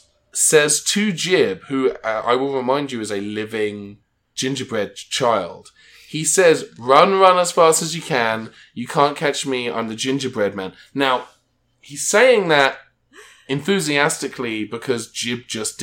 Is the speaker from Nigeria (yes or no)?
no; United Kingdom; moved away as an adult; now in United States; I'm British